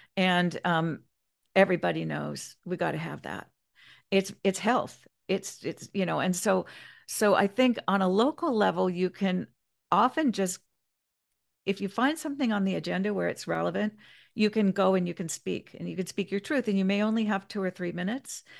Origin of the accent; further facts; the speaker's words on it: Kansas, United States; now in Grover Beach, United States; I grew up, um, I was from Kansas for a while, my family were all from Kansas